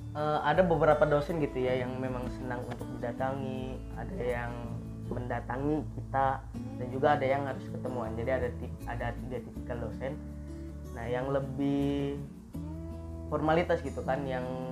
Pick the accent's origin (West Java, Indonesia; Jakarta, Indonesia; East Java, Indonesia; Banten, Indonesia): Banten, Indonesia; Tangerang; now in Serang, Indonesia; asal dari Tangerang